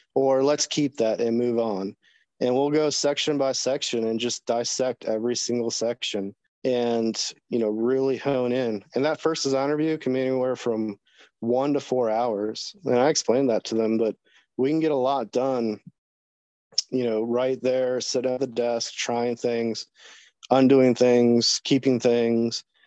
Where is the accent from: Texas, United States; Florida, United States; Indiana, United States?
Florida, United States; Jacksonville; now in Virginia, United States; I'm originally from Florida, born in Jacksonville, Florida.